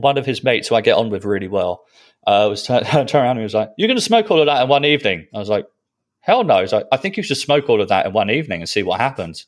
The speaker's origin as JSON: {"language": "English", "country": "Netherlands", "tie": "born or raised there", "said": "I was born in Holland"}